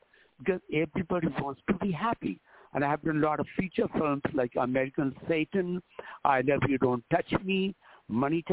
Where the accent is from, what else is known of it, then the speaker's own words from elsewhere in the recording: India; moved away as an adult; also born or lived in Los Angeles, United States; now in United States; I was born in India